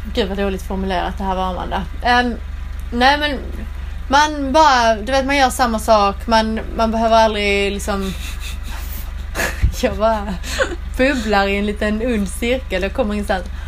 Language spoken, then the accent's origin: Swedish; southern Skåne, Sweden; moved away as an adult; now in England; Det där jag kommer från nere i södra Skåne, det är liksom platt som en pannkaka.